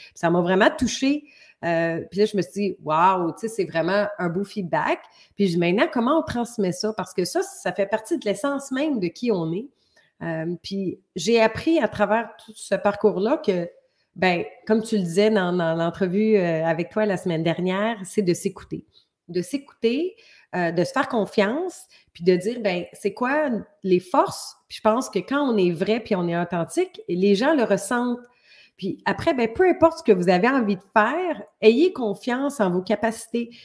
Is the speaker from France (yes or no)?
no; Montreal, Quebec, Canada; moved away as an adult; now in Ontario, Canada; je viens de la région Montréal parce que maintenant j'habite en Ontario